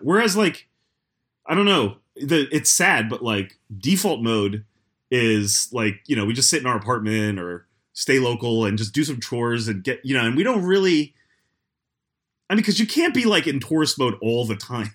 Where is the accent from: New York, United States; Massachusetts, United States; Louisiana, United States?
New York, United States; as a New Yorker